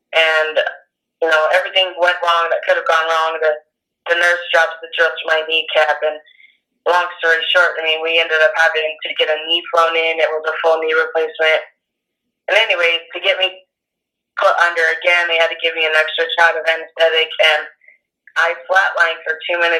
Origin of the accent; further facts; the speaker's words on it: Winnemucca, Nevada, United States; I currently live in Nevada I'm from Winnemucca. It's a really, really small town. Um, you can drive to it within a couple minutes.